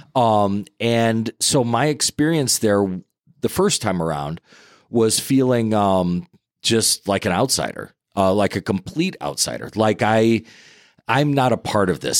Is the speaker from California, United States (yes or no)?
no; Merrillville, Indiana, United States; Growing up in Maryville, uh, Indiana